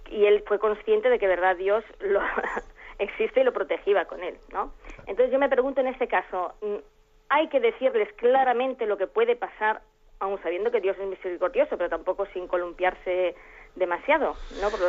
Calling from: Alcorcón, Community of Madrid, Spain

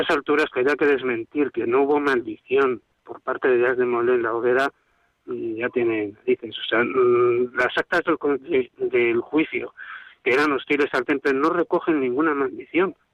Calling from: Madrid, Community of Madrid, Spain; bueno, soy bienvenido de Madrid.

